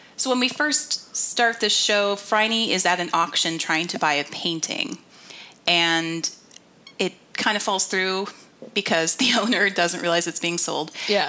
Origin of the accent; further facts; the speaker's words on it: United States; being an American